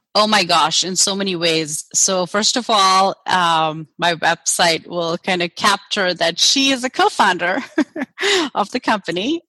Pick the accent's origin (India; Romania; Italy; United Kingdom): India; moved away as an adult; also born or lived in Germany; now in United States; I grew up in India